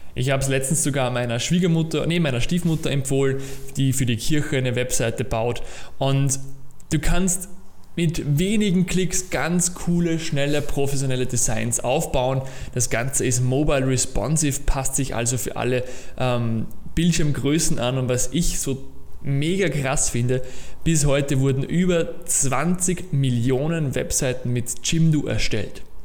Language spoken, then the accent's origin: German; Austria; ich war in der HTL, Höhere Technische Lehranstalt, bei uns in Österreich, habe dort meine Matura gemacht